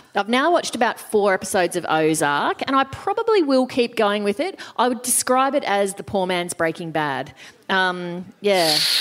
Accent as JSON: {"language": "English", "country": "Australia", "said": "as an Australian"}